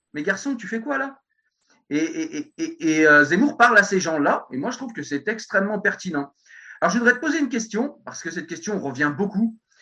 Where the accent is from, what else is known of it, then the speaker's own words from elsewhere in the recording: France; je suis un bon français